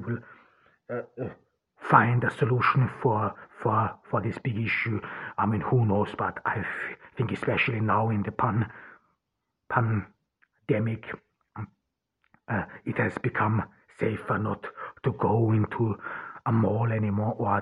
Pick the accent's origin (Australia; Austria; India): Austria; also born or lived in Ordu, Turkey; now in Turkey; I grew up in rural Austria